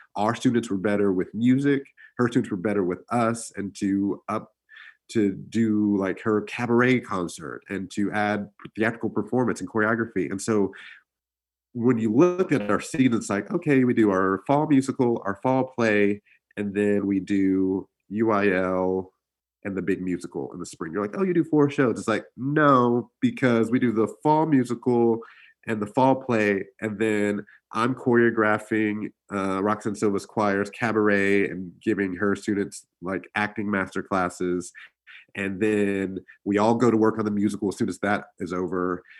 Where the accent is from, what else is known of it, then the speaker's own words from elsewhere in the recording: Pearland, Texas, United States; I grew up in Pearland, actually